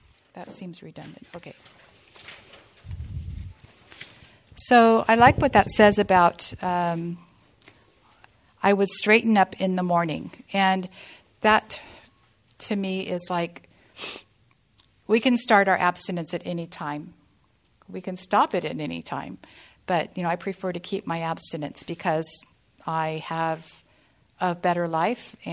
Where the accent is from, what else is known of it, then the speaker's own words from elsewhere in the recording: California, United States; I am from California, and I found this room in 1998 in Modesto, California